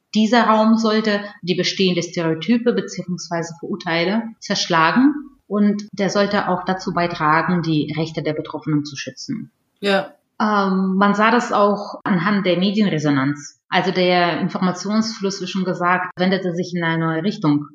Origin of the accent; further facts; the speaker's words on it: Russia; first language Russian; German is a second language; now in Germany; komme ich ursprünglich aus Russland und äh, meine Muttersprache ist Russisch